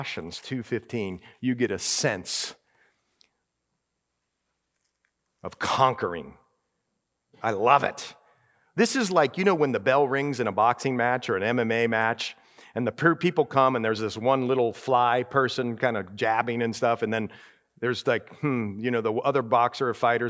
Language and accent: English; Ohio, United States; moved away; I grew up in Ohio